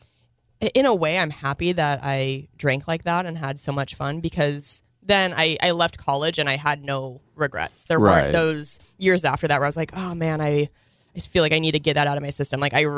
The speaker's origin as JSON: {"language": "English", "town": "Cheney", "region": "Washington", "country": "United States", "tie": "born or raised there", "also_born_or_lived": "Spokane", "said": "Born in Spokane, but then in elementary school, my mom became a teacher at Cheney High School."}